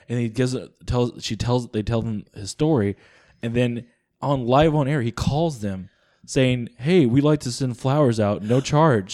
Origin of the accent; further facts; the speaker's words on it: the South, United States; I'm from the South